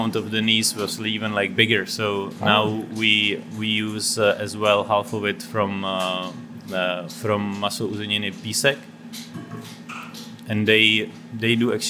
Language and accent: English; Czechia; also born or lived in Oslo, Norway; I'm from Czech Republic